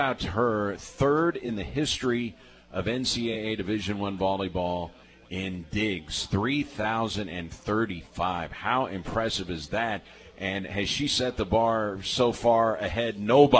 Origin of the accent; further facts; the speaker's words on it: Wisconsin, United States; You don't know what cold is. I grew up in Wisconsin.